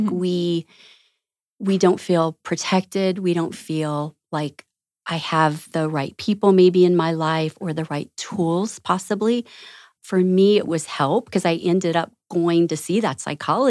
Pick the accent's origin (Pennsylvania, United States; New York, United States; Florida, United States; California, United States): Florida, United States; I grew up in Southwest Florida.